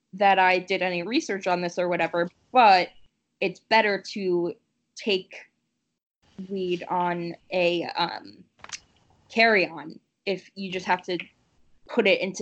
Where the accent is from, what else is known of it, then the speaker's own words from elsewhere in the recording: New York, United States; as a New Yorker